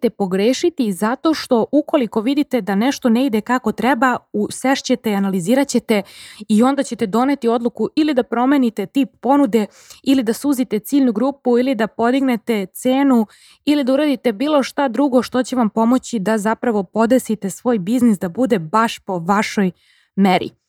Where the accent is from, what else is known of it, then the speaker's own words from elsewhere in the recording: Serbia; kod nas u Srbiji